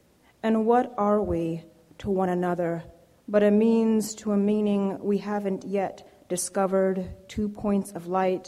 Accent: Jamaica; I'm Jamaican, of Jamaican parentage, and I've been thinking a lot about the place of the immigrant in America lately

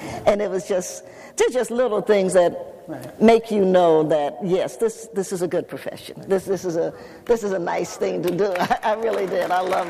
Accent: Knoxville, Tennessee, United States; I grew up in the age of segregation. And where I grew up in Knoxville, Tennessee, when I lived with my grandparents

